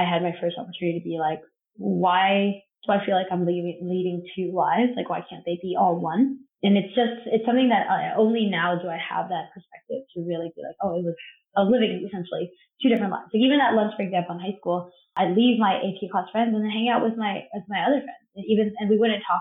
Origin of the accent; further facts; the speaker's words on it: Covina, California, United States; moved away as an adult; also born or lived in Los Angeles, California; now in Brooklyn, New York, United States; I grew up in Covina, which was pretty sleepy town growing up.